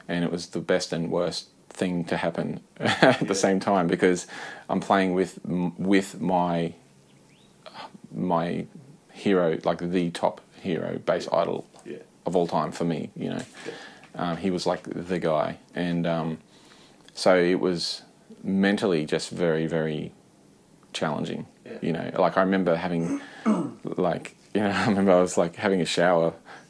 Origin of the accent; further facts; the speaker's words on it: Brisbane, Queensland, Australia; Brisbane, which was my hometown